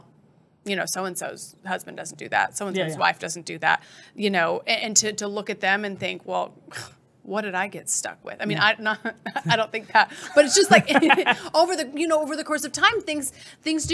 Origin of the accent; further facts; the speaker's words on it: Idaho, United States; I'm from Idaho